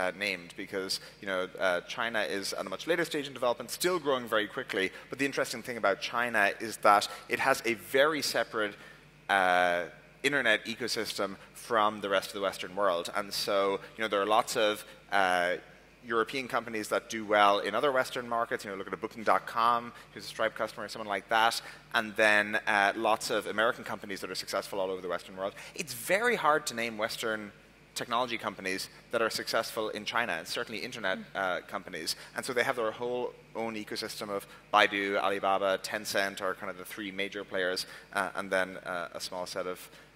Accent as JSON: {"language": "English", "country": "Ireland", "also_born_or_lived": "Silicon Valley", "moved": "yes", "said": "I'm obviously originally from Ireland"}